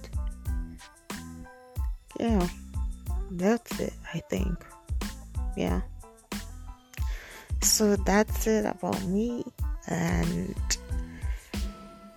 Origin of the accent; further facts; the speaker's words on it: Nigeria; moved away as an adult; now in United States; I am Nigerian. I was born in Nigeria and I moved to America 2 years ago, 2016